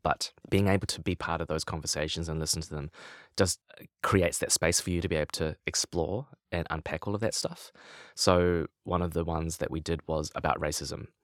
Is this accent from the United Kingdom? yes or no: no; Lower Hutt, Wellington, New Zealand; I grew up in Lower Hutt, uh, just outside of Wellington